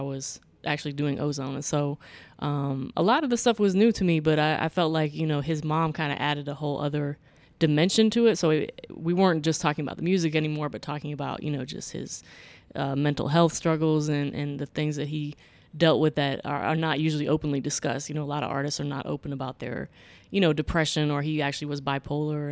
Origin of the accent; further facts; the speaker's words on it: Florida, United States; I grew up in Florida